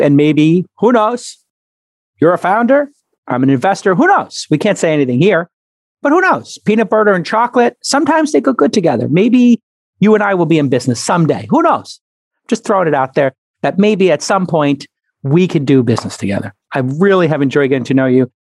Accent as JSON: {"language": "English", "town": "New York City", "region": "New York", "country": "United States", "tie": "born or raised there", "said": "I grew up in Brooklyn"}